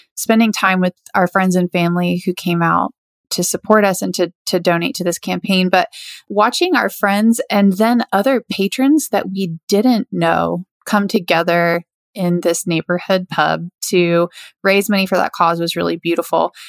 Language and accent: English; Lakeland, Florida, United States; an organization here in my hometown, uh, Lakeland, Florida